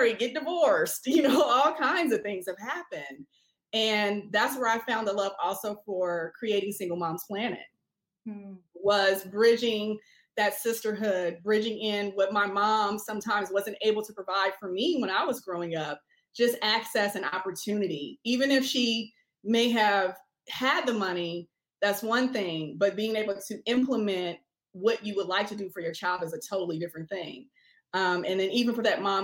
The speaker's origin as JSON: {"language": "English", "town": "Oakland", "region": "California", "country": "United States", "tie": "born or raised there", "also_born_or_lived": "New Orleans, Louisiana", "said": "I'm from Oakland, California. That's where I grew up"}